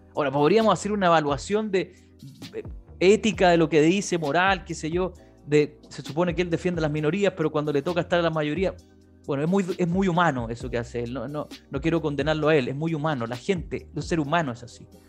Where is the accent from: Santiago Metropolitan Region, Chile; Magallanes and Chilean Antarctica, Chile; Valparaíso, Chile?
Santiago Metropolitan Region, Chile; San Bernardo; fui concejal de San Bernardo, mi ciudad natal además